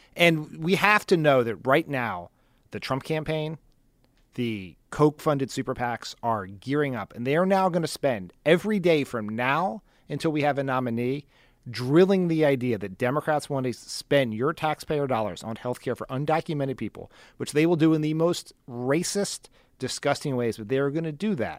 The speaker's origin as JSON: {"language": "English", "town": "Wilmington", "region": "Delaware", "country": "United States", "tie": "born or raised there", "said": "my hometown of Wilmington, Delaware. which had such a problem with school integration that there was federally mandated busing until my senior year in high school"}